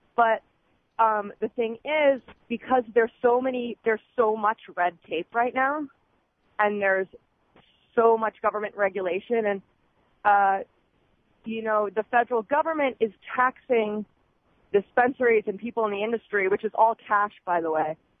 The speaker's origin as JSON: {"language": "English", "town": "Philadelphia", "region": "Pennsylvania", "country": "United States", "also_born_or_lived": "New York", "moved": "yes", "lives_now": "Seattle, United States", "said": "I'm from Pennsylvania, from Philly, Philly girl"}